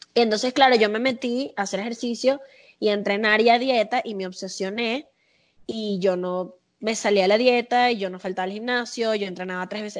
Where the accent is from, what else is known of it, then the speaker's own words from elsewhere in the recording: Caracas, Capital District, Venezuela; accent: caraqueño sifrino; also born or lived in Las Palmas, Caracas / Mariperez, Caracas; now in Mexico; Yo soy de la Florida, yo me crié en la Florida